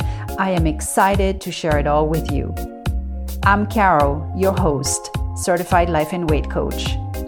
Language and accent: English; Paris, Île-de-France, France; now in Los Angeles, United States; growing up in Paris.